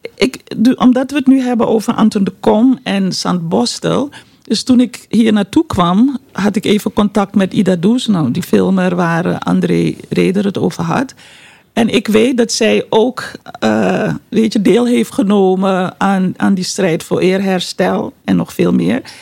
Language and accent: Dutch; Suriname; moved away; Suriname, ons geboorteland